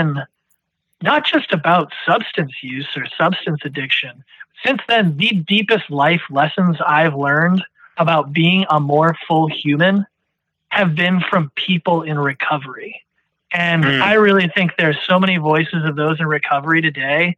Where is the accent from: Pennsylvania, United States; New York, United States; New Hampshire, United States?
New Hampshire, United States; also born or lived in Washington, D.C.; I moved back to my home state of New Hampshire